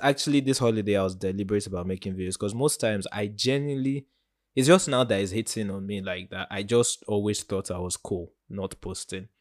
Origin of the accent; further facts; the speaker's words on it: Nigeria; as a Nigerian